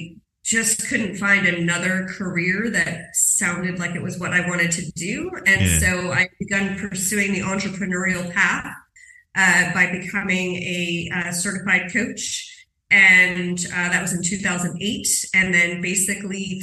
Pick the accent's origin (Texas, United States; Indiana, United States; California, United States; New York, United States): New York, United States; New York City; moved away as an adult; I'm from New York City